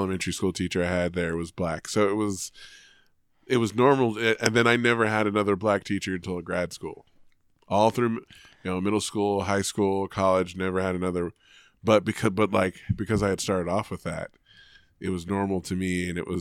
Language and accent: English; Richmond, California, United States; moved away; also born or lived in Oakland, California; I was born in Oakland, but we eventually moved to Richmond